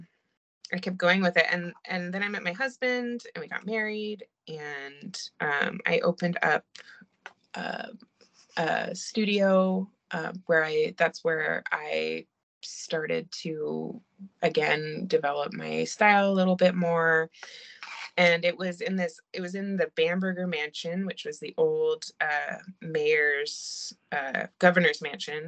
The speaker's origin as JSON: {"language": "English", "country": "China", "tie": "born or raised there", "moved": "yes", "said": "I grew up in China, and I was obsessed with going to the markets there"}